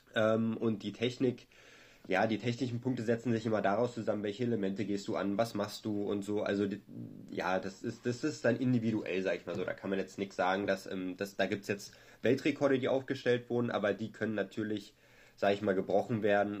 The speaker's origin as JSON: {"language": "German", "region": "Berlin", "country": "Germany", "said": "ich bin Berliner"}